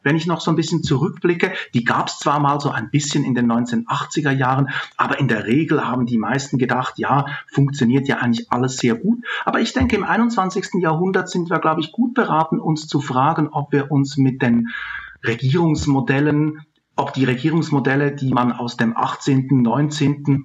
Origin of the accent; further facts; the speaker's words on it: Switzerland; now in Germany; Ich bin in der Schweiz aufgewachsen